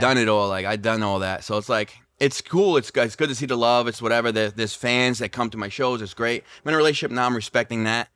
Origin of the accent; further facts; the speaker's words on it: Rhode Island, United States; now in Las Vegas, United States; I'm from Rhode Island